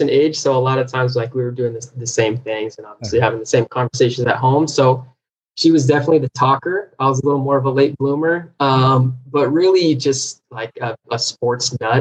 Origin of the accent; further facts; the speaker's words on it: Folsom, California, United States; now in Los Angeles, United States; I'm from Folsom, California. So up in the Sacramento area